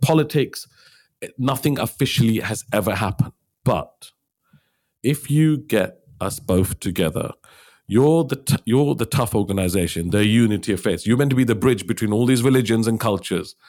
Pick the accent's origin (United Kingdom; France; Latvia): United Kingdom; Liverpool, North West England; I'm from Liverpool. My father came to Liverpool from India in nineteen sixty-four